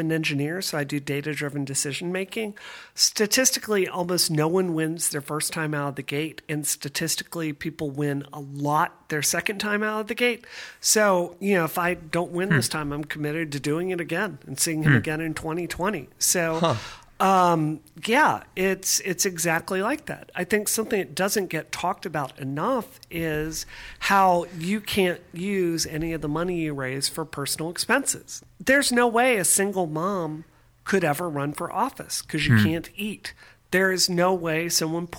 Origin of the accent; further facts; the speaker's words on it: Mississippi, United States; now in Boston, United States; I grew up in Mississippi